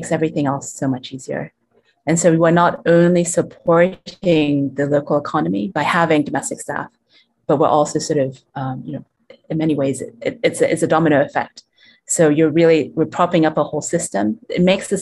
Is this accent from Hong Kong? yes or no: yes; Hong Kong; also born or lived in United States / Europe; now in Blantyre, Malawi; I grew up in Hong Kong, and also schooled in the States as well as in Europe